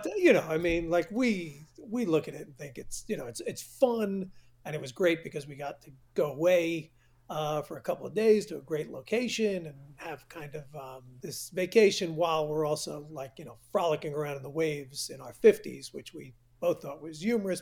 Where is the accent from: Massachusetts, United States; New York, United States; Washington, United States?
New York, United States; I've been growing up in New York